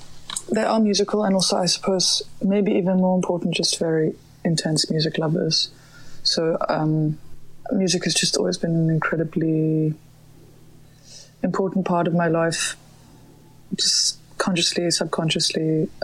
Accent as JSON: {"language": "English", "town": "Johannesburg", "region": "Gauteng", "country": "South Africa", "tie": "born or raised there", "said": "I grew up in Johannesburg, and there used to be a little guitar club every second week"}